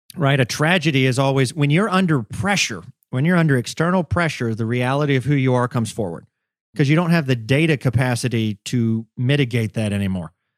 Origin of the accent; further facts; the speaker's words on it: the South, United States; I grew up in the South